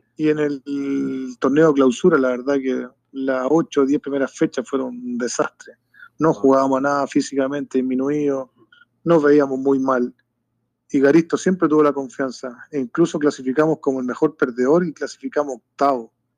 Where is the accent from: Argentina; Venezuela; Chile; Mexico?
Chile; Rancagua, O'Higgins; nosotros somos nacidos y criados acá en Rancagua